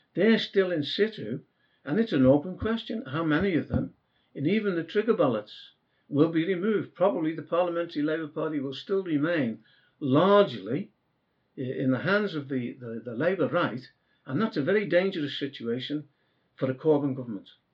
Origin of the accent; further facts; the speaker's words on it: Merseyside, North West England, United Kingdom; I come from Merseyside itself